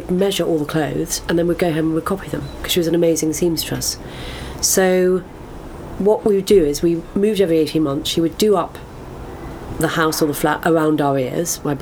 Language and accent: English; London, United Kingdom; Born in London, in Cadogan Square, and didn't move far